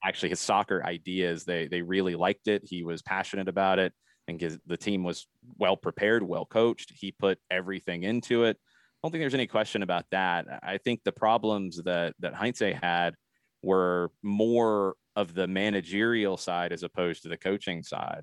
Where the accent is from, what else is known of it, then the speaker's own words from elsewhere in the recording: Atlanta, Georgia, United States; I grew up playing in the Atlanta area.